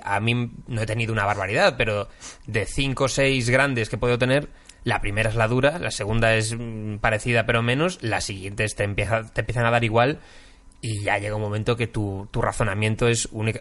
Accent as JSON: {"language": "Spanish", "region": "Galicia", "country": "Spain", "moved": "as an adult", "lives_now": "Madrid, Spain", "said": "ser gallego"}